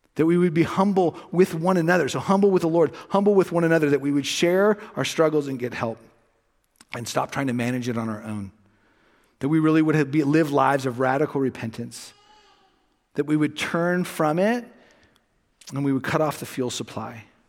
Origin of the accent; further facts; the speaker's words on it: Los Angeles, California, United States; moved away; I grew up in the west end of the San Fernando Valley